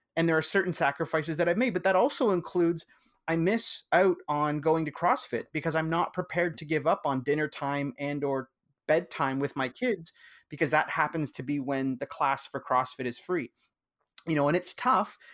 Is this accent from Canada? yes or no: yes; Canada; I'm Canadian